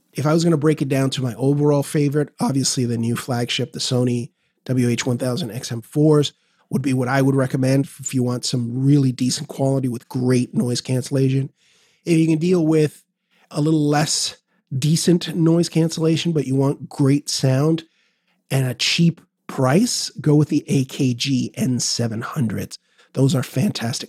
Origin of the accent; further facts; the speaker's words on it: New York City, New York, United States; I'm a New Yorker